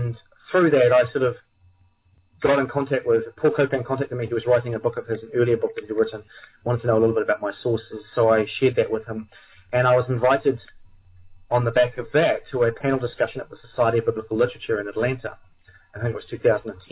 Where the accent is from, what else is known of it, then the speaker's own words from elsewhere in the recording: New Zealand; I'm from New Zealand, which is, for those who don't know, it's an island on the other side of the world down in the southern hemisphere.